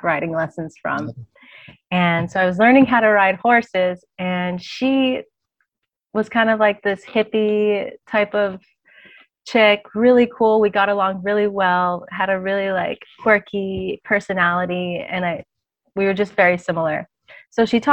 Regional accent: Hawaii, United States; being born and raised in Hawaii, I basically grew up in and around the water my whole life.

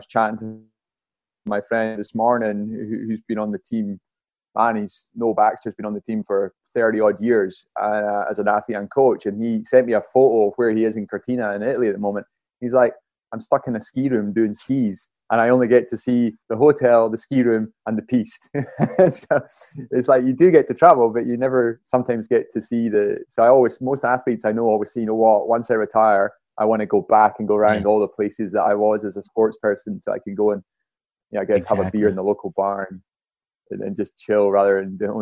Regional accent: Highlands of Scotland, United Kingdom; moved away as an adult; also born or lived in Bath; growing up in the Highlands of Scotland

